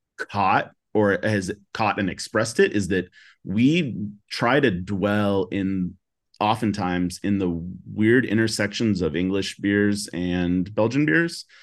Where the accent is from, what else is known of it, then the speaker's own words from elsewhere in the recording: Seattle, Washington, United States; also born or lived in California; I'm from Seattle, like, born and raised